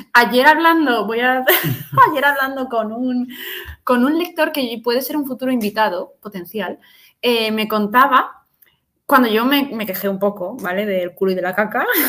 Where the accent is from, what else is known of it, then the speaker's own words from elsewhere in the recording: Madrid, Community of Madrid, Spain; soy madrileña